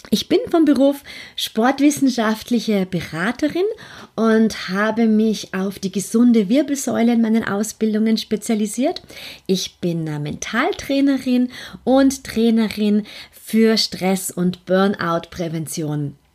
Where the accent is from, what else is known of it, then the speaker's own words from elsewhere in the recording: Vienna, Austria; vielleicht hörst du das auch ein bisschen an meinem Akzent. Ich bin Österreicherin, ich bin in Wien geboren, aufgewachsen und lebe in Wien